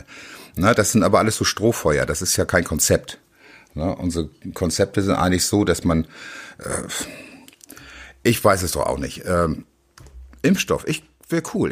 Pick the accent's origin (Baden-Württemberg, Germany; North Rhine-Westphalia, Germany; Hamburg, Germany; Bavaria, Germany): Hamburg, Germany; ich bin Hamburger Jung, ich bin hier aufgewachsen